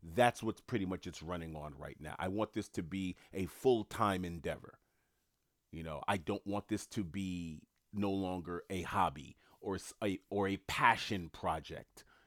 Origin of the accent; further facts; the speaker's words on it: New York City, New York, United States; moved away; also born or lived in Queens, New York; I'm from New York City. I've worked in Manhattan most of my life. I don't live in New York at the moment